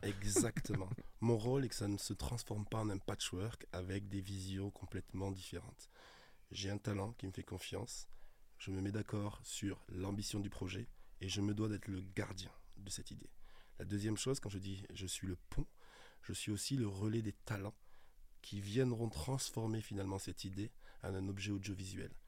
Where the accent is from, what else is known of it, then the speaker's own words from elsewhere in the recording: Toulouse, Occitania, France; moved away as an adult; now in Paris, France; quand je suis arrivé en 2003 à Paris, je venais de Toulouse